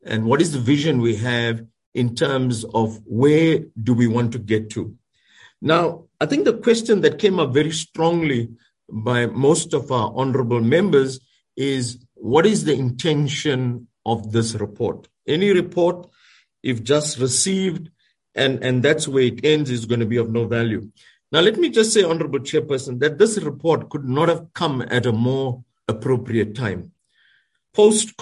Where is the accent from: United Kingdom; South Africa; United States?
South Africa; as a South African nation